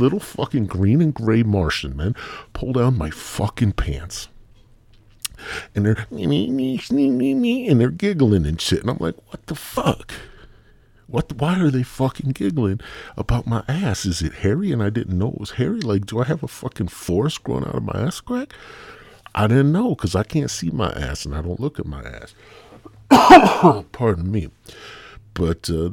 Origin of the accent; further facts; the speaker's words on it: Midwest, United States; I'm from the Midwest